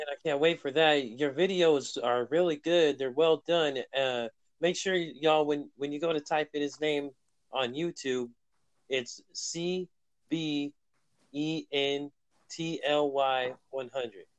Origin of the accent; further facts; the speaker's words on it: Bay Area, California, United States; I'm from the Bay Area too